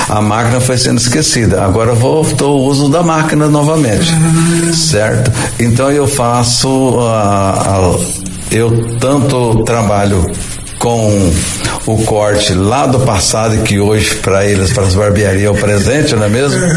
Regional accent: Araçatuba, São Paulo, Brazil; born there; Eu nasci na cidade de Aracatuba, né, estado de São Paulo. Depois a gente veio vindo na Noroeste, Aracatuba, Valparaíso, Três Lagoas, Andradina.

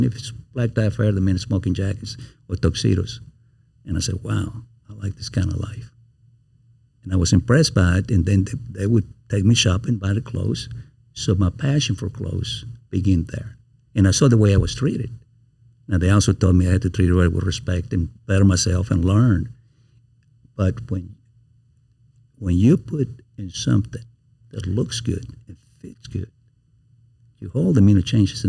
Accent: Baton Rouge, Louisiana, United States; I tell people when I'm in New York or I'm in Dallas and they ask me where I'm from, I say, I'm from Baton Rouge, Louisiana.

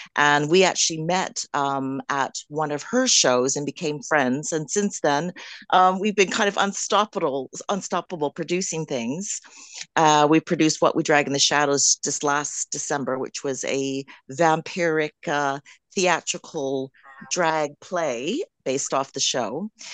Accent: Canada; accent: Canadian; moved away as an adult; now in United Kingdom; Yes, I'm Canadian. I'm Canadian, but I've been living in the U K now for twenty years. So, but I still sound Canadian.

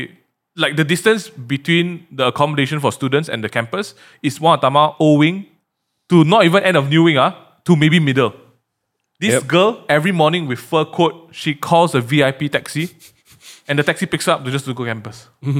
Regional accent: Malaysia; also born or lived in England; I'm Chinese, I'm a Malaysian Chinese.

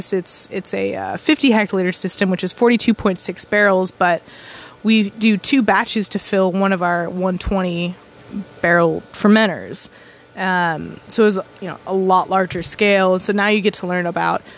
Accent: Austin, Texas, United States; also born or lived in Buffalo, New York; I was born and raised in Austin

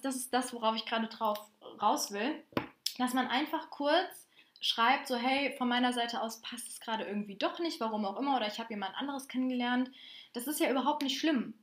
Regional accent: Bonn, North Rhine-Westphalia, Germany; ich komme übrigens aus Bonn

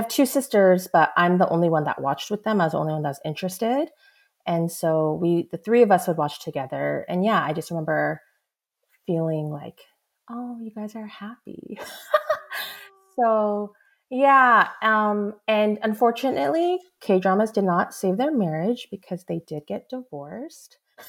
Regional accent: United States; I'm Korean-American.

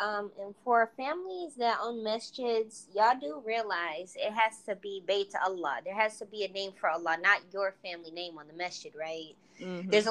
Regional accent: United States; I'm American. Well, we both said the same religion

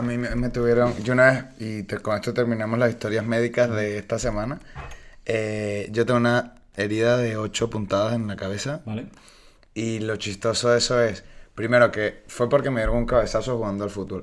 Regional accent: Venezuela; now in Spain; yo soy venezolano y yo siempre estaba en la playa

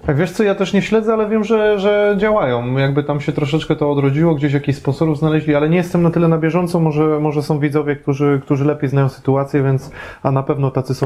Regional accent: Łódź Voivodeship, Poland; pochodzę z Podłodzi, więc ja pamiętam Łódź

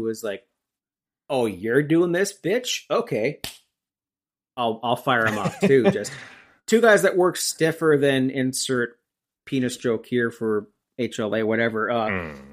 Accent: Brock Township, Ontario, Canada; I grew up in Brock Township, Ontario, Canada

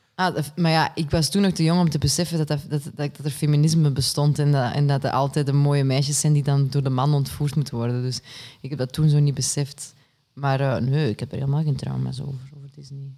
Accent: Kempen, Flanders, Belgium; now in Antwerp, Belgium; ik ben afkomstig uit de Kempen

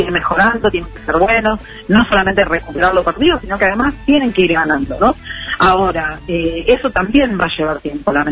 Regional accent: Argentina; como argentinos.

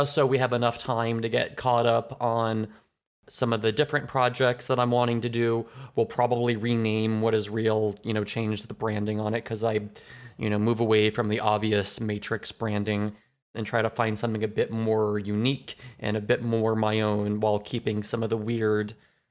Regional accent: United States; I'm from the United States

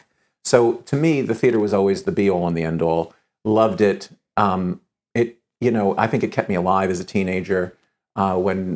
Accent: New York City, New York, United States; I was born in New York City and grew up here

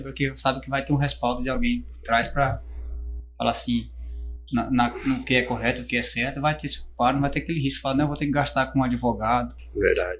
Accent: São Félix do Araguaia, Mato Grosso, Brazil; also born or lived in Barra do Garças; now in Confresa, Brazil; Sou natural de São Félix do Araguaia

